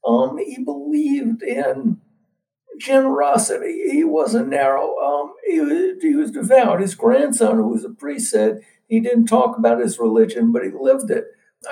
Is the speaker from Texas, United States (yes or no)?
no; New York, United States; Well, I'm a New Yorker